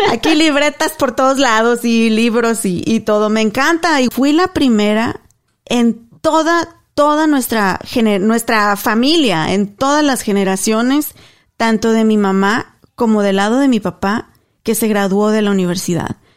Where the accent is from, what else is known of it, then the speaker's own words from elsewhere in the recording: Guanajuato, Mexico; moved away as an adult; also born or lived in Spain; now in Dallas, United States; Mi pueblo, a Paso del Alto, Guanajuato, es conocido por gente súper talentosa